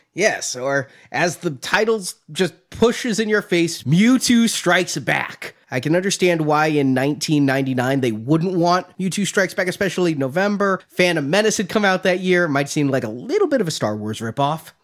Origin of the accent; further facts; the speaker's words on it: United States; as a American born and raised